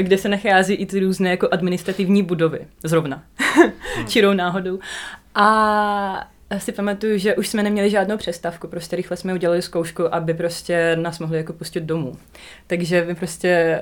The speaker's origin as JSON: {"language": "Czech", "region": "Donbas", "country": "Ukraine", "first_language": "Russian", "second_language": "Czech", "moved": "as an adult", "lives_now": "Prague, Czech Republic", "said": "my jsme vlastně z Donbasu"}